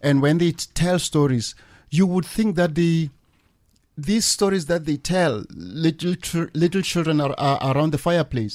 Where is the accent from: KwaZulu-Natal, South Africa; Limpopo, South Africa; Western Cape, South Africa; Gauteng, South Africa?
Limpopo, South Africa; Moletji; where I come from